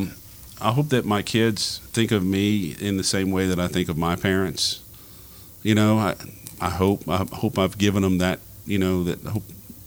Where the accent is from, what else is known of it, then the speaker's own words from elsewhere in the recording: Louisiana, United States; now in Lafayette, United States; And I grew up in Cajun culture, so for me, Lafayette is very similar to where I grew up.